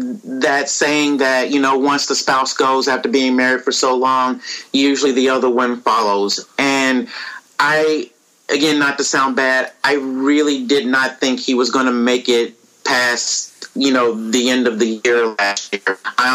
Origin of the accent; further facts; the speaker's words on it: Dallas, Texas, United States; I'm from Dallas.